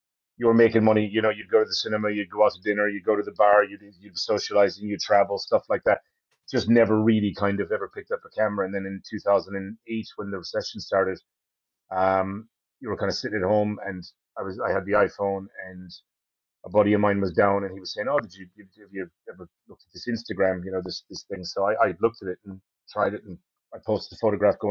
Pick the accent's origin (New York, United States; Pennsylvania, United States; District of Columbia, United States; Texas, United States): Pennsylvania, United States; Allentown; moved away as an adult; now in Kenmare, Ireland; That was actually where I was born in Brayer. Born and raised.